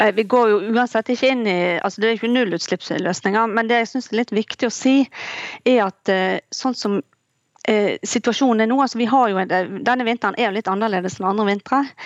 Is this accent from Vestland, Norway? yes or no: yes; Bergen, Vestland, Norway; jeg kommer jo selv fra Bergen